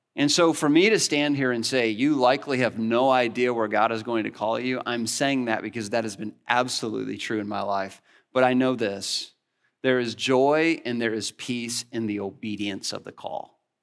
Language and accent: English; Northwest Illinois, United States; moved away; I grew up in the Midwest, in Northwest Illinois